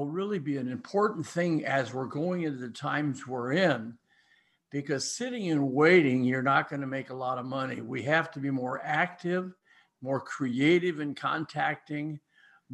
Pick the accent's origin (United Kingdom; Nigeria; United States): United States; Ames, Iowa; I'm from Ames